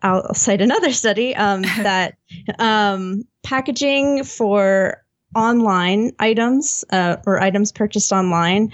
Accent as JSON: {"language": "English", "country": "United States", "said": "I am an American living in a place with awful public transport"}